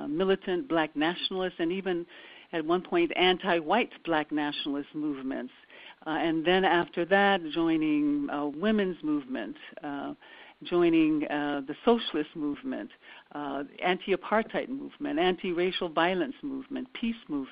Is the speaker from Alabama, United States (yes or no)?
yes; Birmingham, Alabama, United States; I was born in Birmingham, Alabama, during the time of apartheid-like segregation